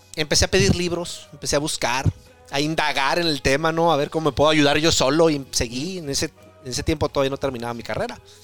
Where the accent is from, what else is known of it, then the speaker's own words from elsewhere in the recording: Tijuana, Baja California, Mexico; now in Oregon, United States; soy de, Tijuana